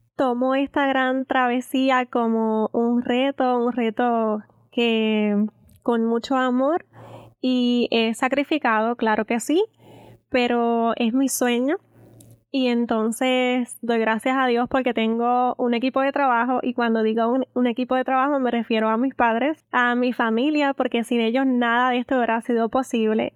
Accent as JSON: {"language": "Spanish", "town": "Aguadilla", "country": "Puerto Rico", "tie": "born or raised there", "said": "el pueblo que me vio nacer y crecer, mi querida Aguadilla"}